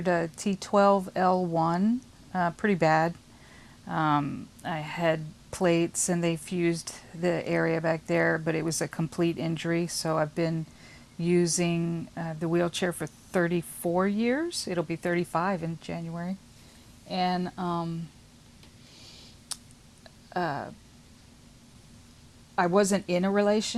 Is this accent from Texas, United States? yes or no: yes; Houston, Texas, United States; We're from the Houston area